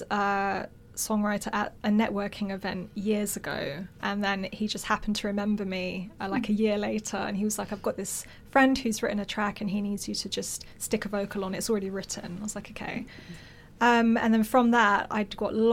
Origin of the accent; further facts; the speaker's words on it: London, United Kingdom; also born or lived in Cyprus; I was born here, ah, but raised very much as a, a Greek Cypriot.